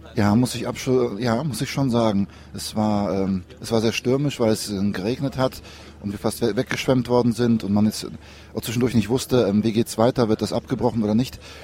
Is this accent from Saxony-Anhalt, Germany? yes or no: no; Cologne, North Rhine-Westphalia, Germany; wir kommen ja aus Köln